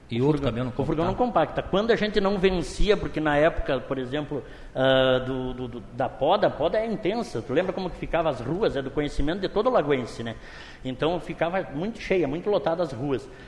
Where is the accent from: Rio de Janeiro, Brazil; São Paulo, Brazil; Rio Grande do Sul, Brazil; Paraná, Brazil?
Rio Grande do Sul, Brazil; Caxias do Sul; moved away; eu tenho a minha casa normal, que é de quando eu vim de Caxias do Sul e comprei, né?